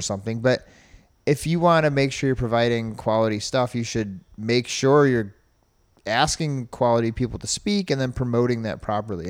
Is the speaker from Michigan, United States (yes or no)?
no; New York, United States; now in Ohio, United States; I'm from New York